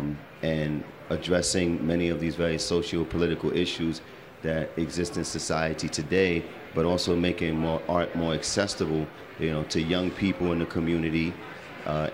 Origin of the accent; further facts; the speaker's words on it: Brooklyn, New York, United States; I was from Brooklyn, and the brownstone was what I was accustomed